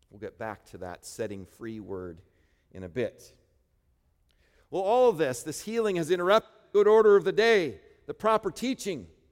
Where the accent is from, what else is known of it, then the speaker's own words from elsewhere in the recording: Midwest, United States; I grew up in the Midwest